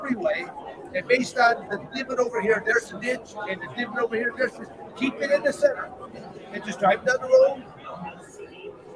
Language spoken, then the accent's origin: English; Michigan, United States; also born or lived in Arizona; I'm born and raised in Michigan